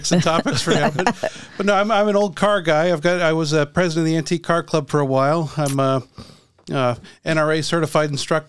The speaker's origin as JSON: {"language": "English", "town": "Ormond Beach", "region": "Florida", "country": "United States", "tie": "born or raised there", "also_born_or_lived": "St. Augustine, Florida", "said": "I was born in St. Augustine, but when we were two, we came to Ormond Beach and looking for better schools."}